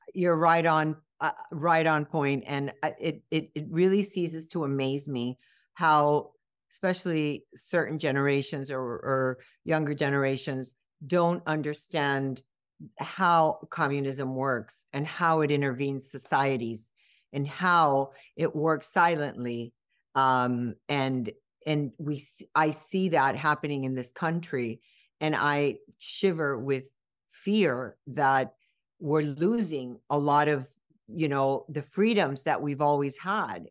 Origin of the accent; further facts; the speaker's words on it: Miami, Florida, United States; also born or lived in Cuba; I grew up in Miami, and, um, this is home